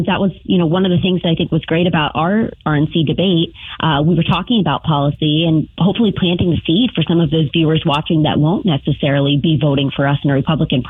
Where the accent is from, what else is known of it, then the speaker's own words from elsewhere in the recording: Ohio, United States; here in my home state of Ohio